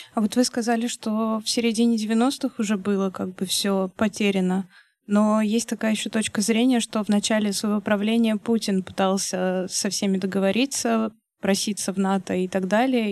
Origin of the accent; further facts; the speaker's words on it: Russia; я из России